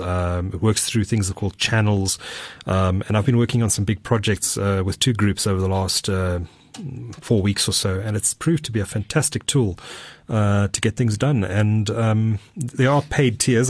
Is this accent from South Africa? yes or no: yes; Durban, KwaZulu-Natal, South Africa; my hometown, Durban. Durban by the sea.